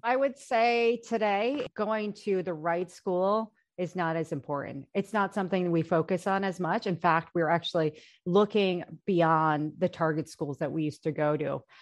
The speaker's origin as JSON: {"language": "English", "country": "United States", "said": "I am Asian, I am Korean American"}